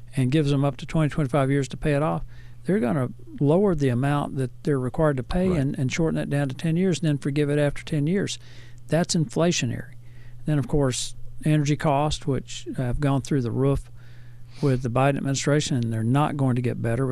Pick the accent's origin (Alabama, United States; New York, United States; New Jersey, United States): Alabama, United States; Hackleburg; I grew up in Hackleburg, Alabama